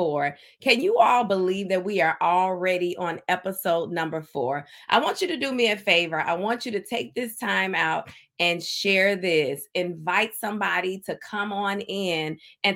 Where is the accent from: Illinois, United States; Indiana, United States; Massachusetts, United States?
Indiana, United States; I hail from Indiana